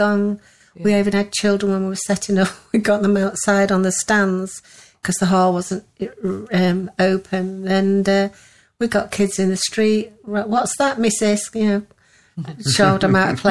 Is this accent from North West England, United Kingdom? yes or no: no; Pudsey, Yorkshire and the Humber, United Kingdom; also born or lived in Leeds; Leeds where I was born, and Pudsey's where I moved to after 10 weeks old, and a lot of my family are from Pudsey